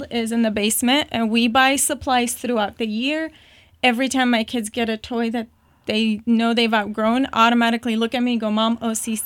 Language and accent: English; Baghdad, Baghdad Governorate, Iraq; moved away; also born or lived in Jordan / Turkey; I was born and raised in Baghdad, Iraq